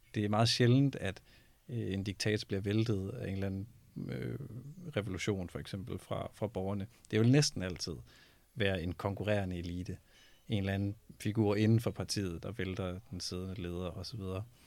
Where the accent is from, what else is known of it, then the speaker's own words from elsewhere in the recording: Denmark; vi er et lille land